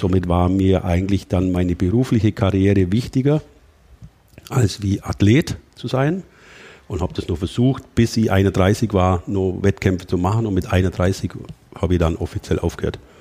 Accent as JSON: {"language": "German", "area": "Allgäu", "region": "Bavaria", "country": "Germany", "tie": "born or raised there", "said": "bei uns im Allgäu"}